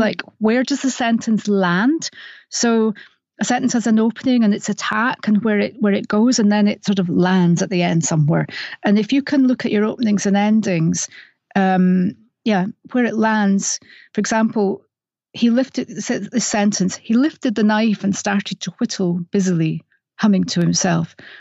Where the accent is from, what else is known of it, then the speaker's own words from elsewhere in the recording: Scotland, United Kingdom; accent: Scottish; my Scottish accent